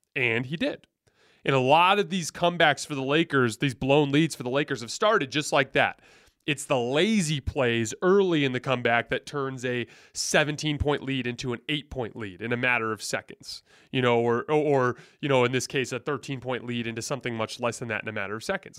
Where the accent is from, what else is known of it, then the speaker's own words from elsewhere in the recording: Tucson, Arizona, United States; I grew up in Tucson, Arizona, not an N B A town.